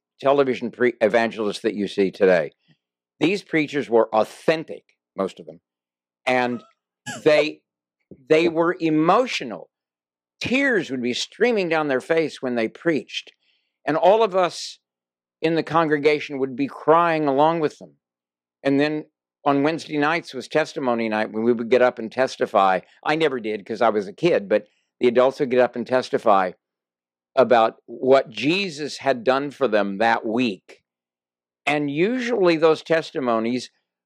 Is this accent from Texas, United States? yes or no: yes; Texas, United States; moved away; also born or lived in San Francisco; When I was a small child, I grew up in the Nazarene Church in Texas.